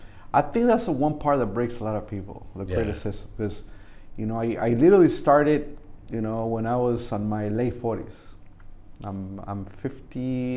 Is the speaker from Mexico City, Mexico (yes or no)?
no; Jalisco, Mexico; now in Whittier, United States; Because even though I'm Mexican, you know, I came from Jalisco, which is deep down in there, right into Whittier.